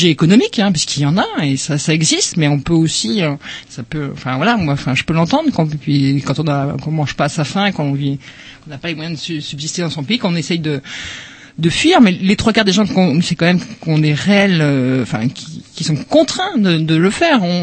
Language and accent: French; France; enfin en tant que en tant que français enfin d'européens